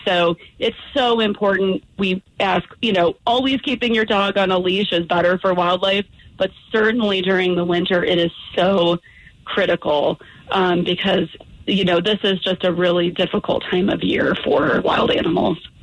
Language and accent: English; Midwest, United States; now in Colorado, United States; I'm from the Midwest